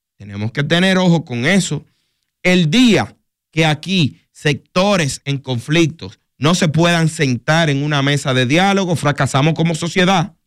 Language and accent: Spanish; Dominican Republic; nosotros los dominicanos